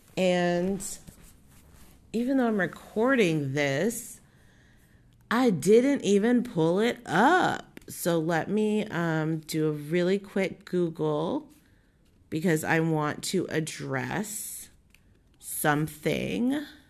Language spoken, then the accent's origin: English; Southern California, United States; I'm from Southern fucking California